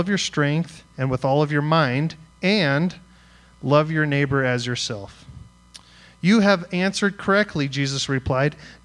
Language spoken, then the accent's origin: English; Greeley, Colorado, United States; I grew up in Greeley, Colorado, listening to punk rock music